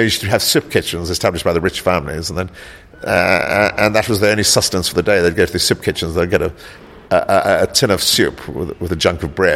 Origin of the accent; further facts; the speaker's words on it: South Africa; also born or lived in South Africa (born); now in London, United Kingdom; I grew up in South Africa